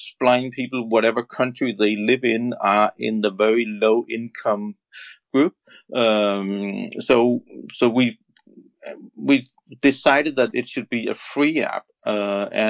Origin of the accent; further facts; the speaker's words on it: Denmark; I'm from Denmark, and Denmark is a very small country. We are only 5 million